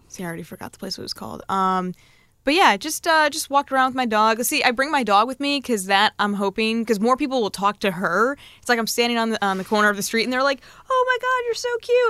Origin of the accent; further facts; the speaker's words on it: Norwalk, Connecticut, United States; moved away as an adult; now in Seattle, United States; it's a little town called Norwalk.